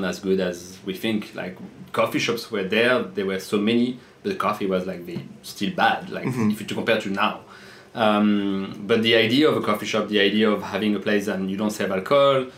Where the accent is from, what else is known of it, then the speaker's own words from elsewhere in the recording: France; English is a second language; moved away as an adult; also born or lived in south of France / England / Australia; now in Paris, France; I was born in south of France, but I grew up in west of France, in the Loire Valley